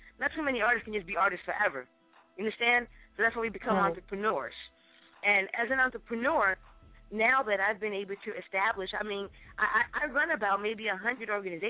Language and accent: English; Brooklyn, New York, United States; I'm from Brooklyn. We got our own stadium now